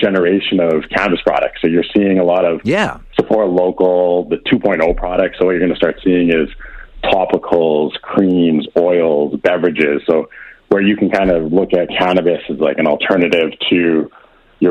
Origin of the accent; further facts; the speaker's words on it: Edmonton, Alberta, Canada; also born or lived in British Columbia; I've been born and raised in Edmonton, and I did my schooling in BC, then came back